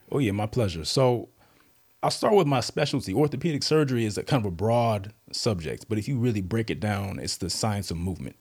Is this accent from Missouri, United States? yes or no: no; Southlake, Texas, United States; moved away as an adult; also born or lived in Charlotte, North Carolina / Durham, North Carolina / New York; now in Virginia, United States; I grew up mostly in South Lake, Texas, near Dallas.